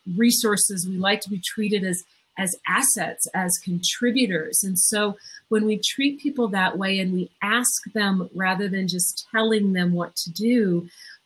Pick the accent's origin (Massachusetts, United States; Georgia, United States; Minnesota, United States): Minnesota, United States; I'm from Minnesota